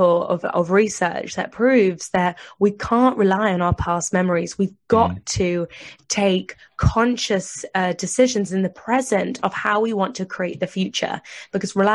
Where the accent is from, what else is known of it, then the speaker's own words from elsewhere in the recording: United Kingdom; I'm British